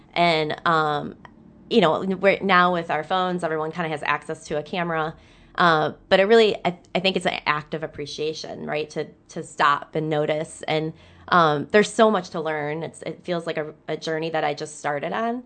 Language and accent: English; Downriver, Michigan, United States; I'm from Down River and we have the river.